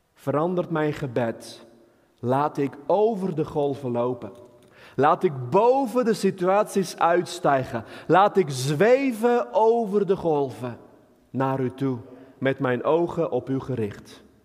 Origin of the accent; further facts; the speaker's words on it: Armenia; now in Netherlands; ik kom uit Armenië, een land met veel bergen, geen water, weinig water, dus wij Armeniërs kunnen niet zeilen.